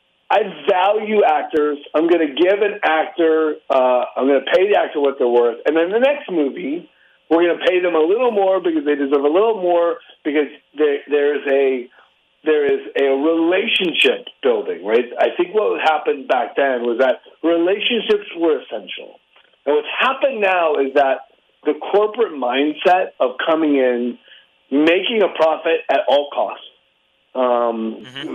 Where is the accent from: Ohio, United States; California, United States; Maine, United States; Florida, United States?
California, United States; Orange County; also born or lived in Detroit, Michigan; I was a transplant from Detroit, Michigan into Orange County, California